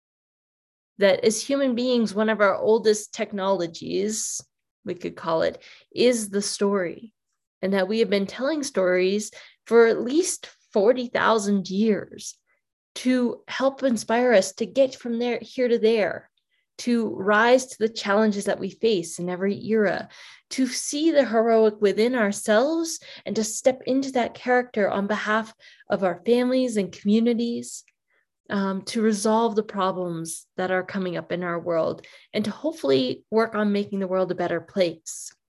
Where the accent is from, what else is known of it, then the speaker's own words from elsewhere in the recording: Maine, United States; now in New Mexico, United States; I was born in Maine. I live in New Mexico now. I grew up on a farm